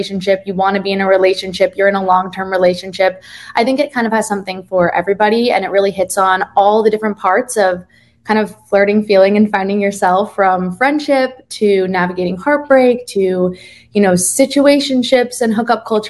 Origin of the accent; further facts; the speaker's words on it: Jersey Shore, New Jersey, United States; now in New York, United States; I'm originally from the Jersey Shore, as you said, and the accent was good